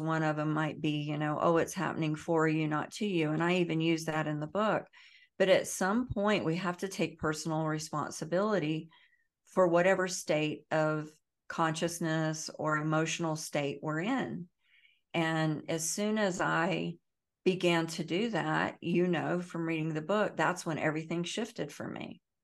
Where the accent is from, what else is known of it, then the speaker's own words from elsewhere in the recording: the Bible Belt, the South, United States; I grew up in the South, in the Bible Belt, I grew up, um, very poor